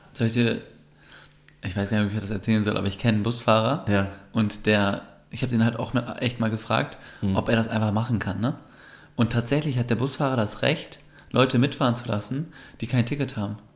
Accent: Germany; wenn man als Türke in Deutschland aufwächst, mhm. war immer so diese Thematik in der Schule

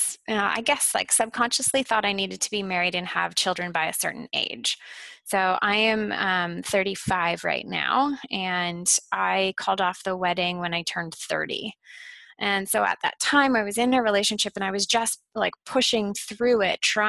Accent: Ottawa, Ontario, Canada; also born or lived in Toronto; I moved from Toronto back to my hometown of Ottawa

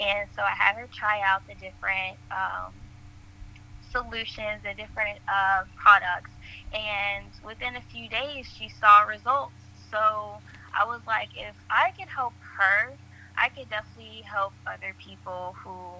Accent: College Park, Georgia, United States; I'm from College Park, Georgia

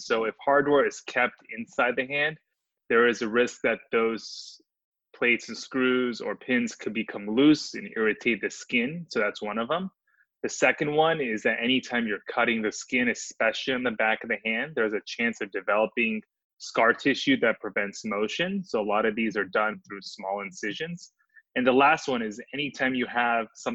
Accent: Southern California, United States; moved away; also born or lived in Orange County; growing up in Southern California

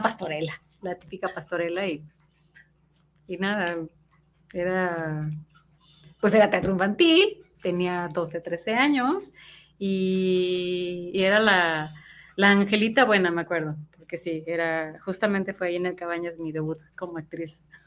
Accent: Mexico; also born or lived in Mexico City; cómo somos los mexicanos

